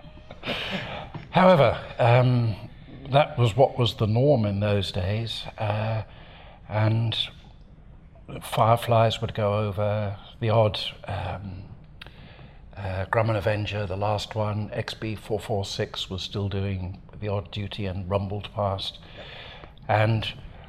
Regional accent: Devon, South West England, United Kingdom; moved away as an adult; now in New Zealand; I come from Devon in southwest England, so most of my time has been spent there

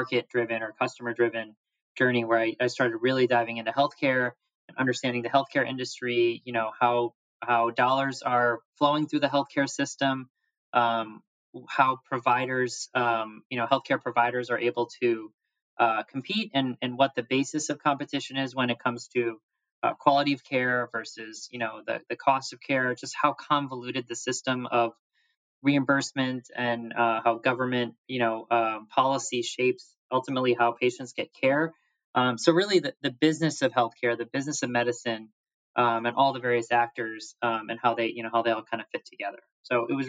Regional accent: Wheaton, Illinois, United States; I was not a Christian growing up in Wheaton, Illinois.

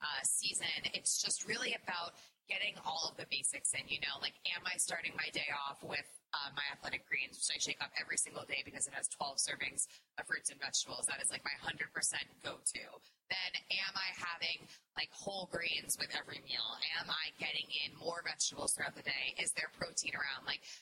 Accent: New York City, New York, United States; I'm a New Yorker around the corner.

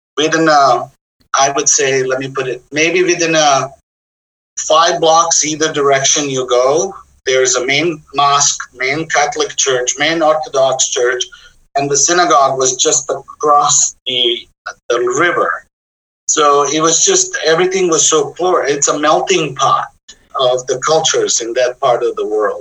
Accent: Jajce, Federation of Bosnia and Herzegovina, Bosnia & Herzegovina; moved away as an adult; now in Oakland, United States; I was born in a small town in the middle of the country, Yugoslavia at the time. Bosnia and Herzegovina was the a, a, state

